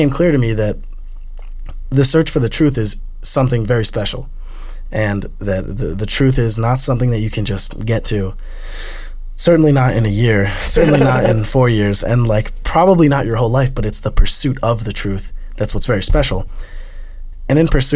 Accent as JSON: {"language": "English", "country": "United States", "said": "I'm American"}